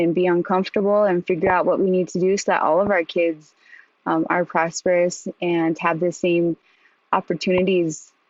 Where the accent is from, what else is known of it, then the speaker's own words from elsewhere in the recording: Rosebud, South Dakota, United States; I knew I was Indigenous. I was Indian. I was from Rosebud.